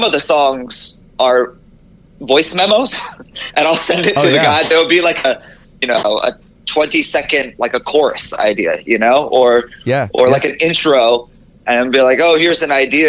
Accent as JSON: {"language": "English", "area": "Oahu", "region": "Hawaii", "country": "United States", "tie": "born or raised there", "also_born_or_lived": "Hilo, Hawaii", "moved": "yes", "said": "I was born on Hilo and then grew up in Oahu, like the North Shore"}